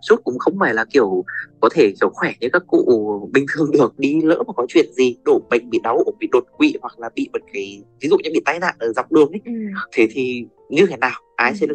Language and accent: Vietnamese; Nghệ An, Vietnam; quê mình thì ở à, tỉnh Nghệ